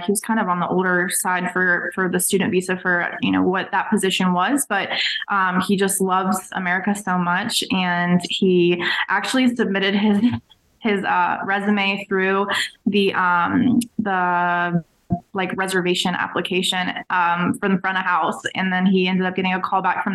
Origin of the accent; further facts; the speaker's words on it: Raleigh, North Carolina, United States; also born or lived in Maine; now in Las Vegas, United States; growing up in Raleigh, North Carolina